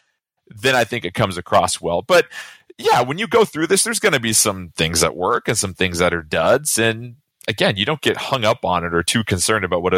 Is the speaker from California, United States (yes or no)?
yes; California, United States; I grew up with in California